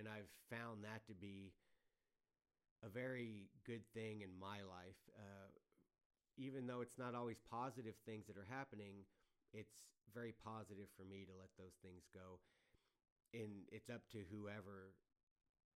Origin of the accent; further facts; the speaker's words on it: Adkins, Texas, United States; I was born in Adkins, Texas, which was a small town southeast of San Antonio